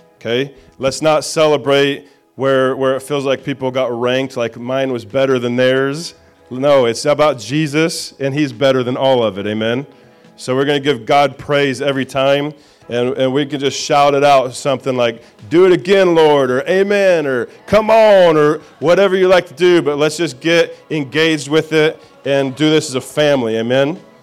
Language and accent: English; Indiana, United States; I'm a hillbilly from Indiana